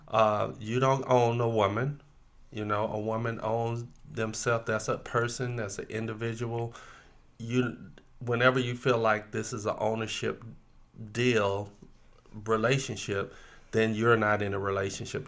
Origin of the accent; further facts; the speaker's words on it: Florida, United States; growing up in the South. In Florida